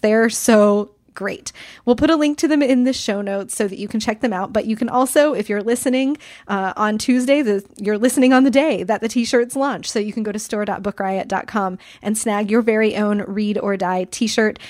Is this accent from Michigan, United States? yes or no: no; Kansas, United States; I grew up in Kansas. I lived there from when I was eight to, um, until I left for college when I was eighteen